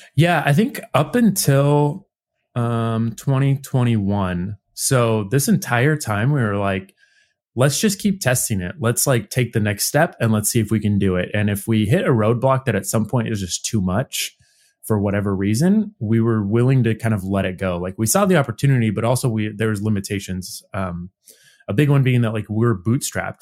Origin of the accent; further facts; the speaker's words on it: Nebraska, United States; moved away; we're all originally from Nebraska, again, central Midwest United States